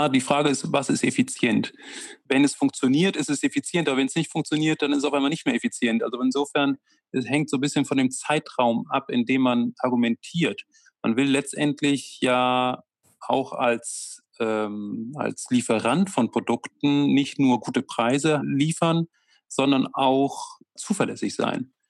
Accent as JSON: {"language": "German", "country": "Germany", "said": "Und, und äh, dafür sind wir auch Deutsche, dass wir uns immer Sorgen machen"}